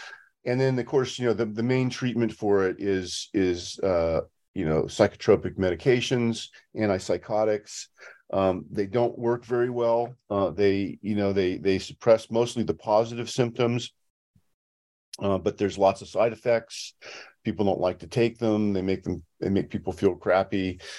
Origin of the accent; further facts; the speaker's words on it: San Francisco, California, United States; now in Los Angeles, United States; I'm from the San Francisco area. You know, that's where I grew up. But now I live near Los Angeles